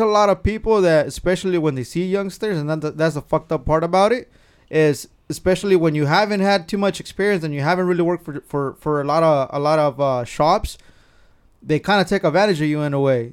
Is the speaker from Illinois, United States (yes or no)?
no; Carpinteria, California, United States; I grew up in Carpinteria.